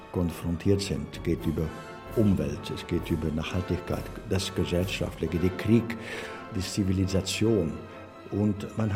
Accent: Belgium; German is a second language; wir sind Belgier sind irgendwo Grenzbewohner. Ne? Wir wohnen auf Grenzen.

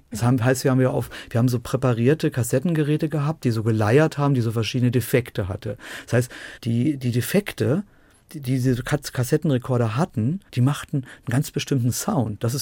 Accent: Dresden, Saxony, Germany; Wir haben in Dresden, wir hatten nur ein Fernsehprogramm und konnten das andere.

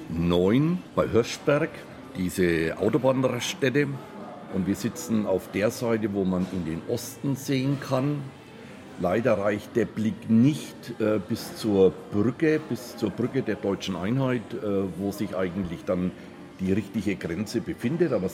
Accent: Bristol, South West England, United Kingdom; German is a second language; Wir kommen aus Bristol in England, in Südwestengland.

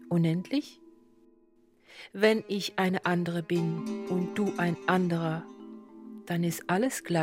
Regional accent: Luxembourg; now in Germany; Also ich bin Luxemburgerin und damit hätte ich drei Muttersprachen, Deutsch, Französisch und Luxemburgisch.

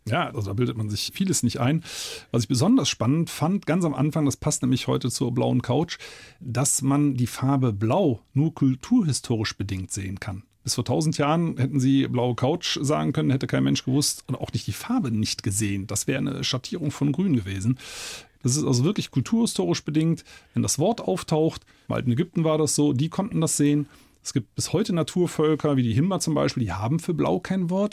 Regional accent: Eifel, Germany; bei uns in der Eifel

